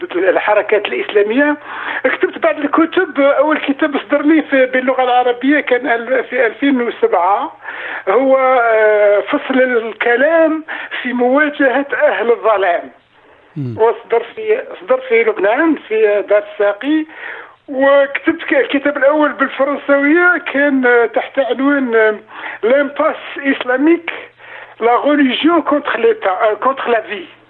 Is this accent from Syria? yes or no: no; Algeria; moved away as an adult; now in France; جيت انا من الجزائر عملت كل الدراسه تاعي في الجزائر وفرنسا